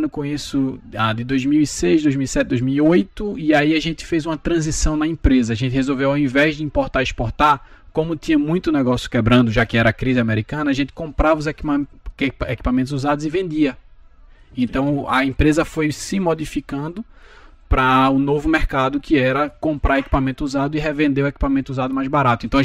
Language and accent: Portuguese; Recife, Pernambuco, Brazil; now in United States; Bom, sou de Recife, né? Tenho 36 anos.